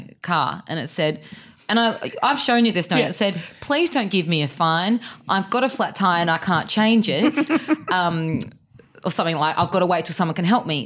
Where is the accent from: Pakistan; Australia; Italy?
Australia; Perth, Western Australia; moved away; I'm from Perth. We don't use trams over there.